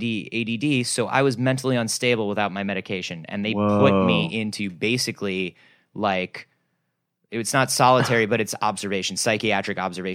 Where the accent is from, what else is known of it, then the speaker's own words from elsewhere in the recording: United States; we as American people